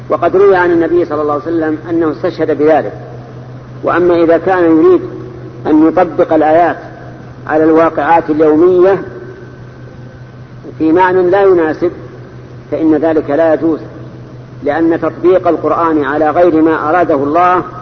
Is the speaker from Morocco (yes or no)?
yes; Morocco; ليس من اهل المدينه انا من المغرب